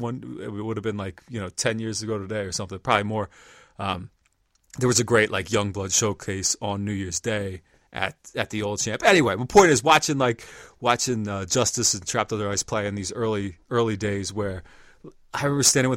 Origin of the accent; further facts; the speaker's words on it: York, Pennsylvania, United States; moved away; also born or lived in Baltimore; I grew up in York, Pennsylvania